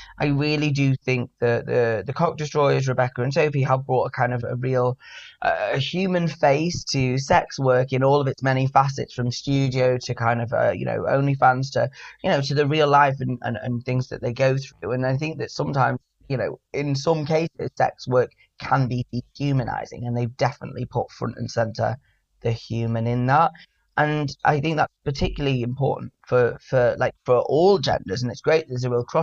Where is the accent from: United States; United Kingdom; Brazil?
United Kingdom; Manchester, North West England; now in London, United Kingdom; I am from Manchester